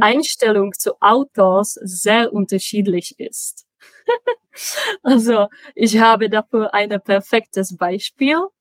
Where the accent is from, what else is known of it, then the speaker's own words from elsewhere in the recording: Prague, Czechia; first language Czech; German is a second language; moved away as an adult; also born or lived in Chemnitz, Germany / Sweden / Magdeburg, Germany; Ich komme aus Prag und äh, da bin ich gerade auch.